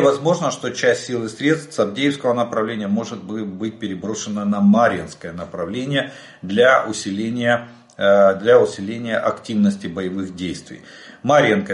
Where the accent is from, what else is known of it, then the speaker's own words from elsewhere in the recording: Ukraine; мы из Украины